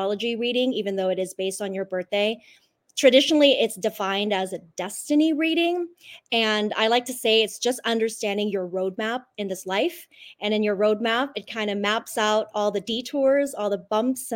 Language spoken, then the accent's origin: English; Hong Kong; moved away; I was born in Hong Kong, and feng shui is just sort of like the way of life there